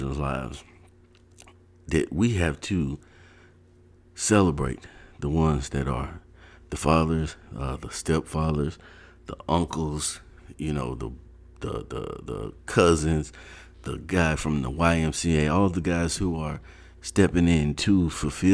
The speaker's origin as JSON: {"language": "English", "region": "Ohio", "country": "United States", "tie": "born or raised there", "also_born_or_lived": "North Carolina", "said": "when I was like 8, we moved to Ohio from North Carolina"}